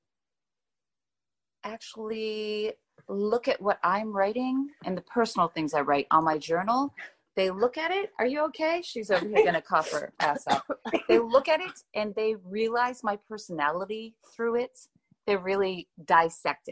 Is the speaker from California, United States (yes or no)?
no; Youngstown, Ohio, United States; I grew up poor in Youngstown, Ohio.